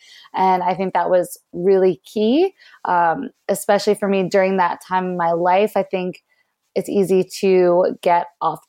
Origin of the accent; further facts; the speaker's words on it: Pennsylvania, United States; I was born just outside of Philadelphia, and it was definitely a good childhood, pretty normal situation growing up, I would say.